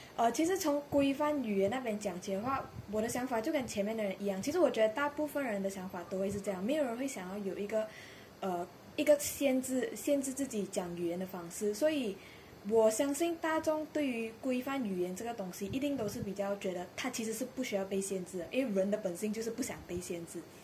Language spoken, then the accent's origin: Chinese; Malaysia; 我们自己马来西亚也是蛮明显啊，这个状况，就是马来西亚有banana，也有华语，讲华语